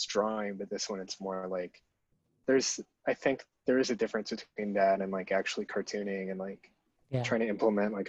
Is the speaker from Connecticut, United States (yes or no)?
yes; Trumbull, Connecticut, United States; I'm from Connecticut, a town called Trumbull